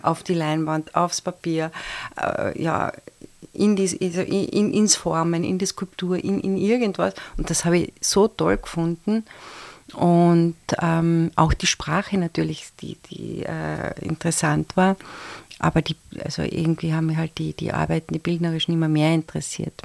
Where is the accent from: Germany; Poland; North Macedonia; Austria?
Austria; Carinthia; als Kärntnerin